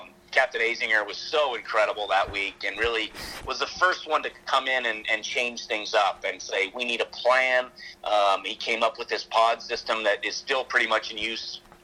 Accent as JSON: {"language": "English", "town": "Sacramento", "region": "California", "country": "United States", "tie": "born or raised there", "said": "growing up, most of my time was spent at Hagen Oaks"}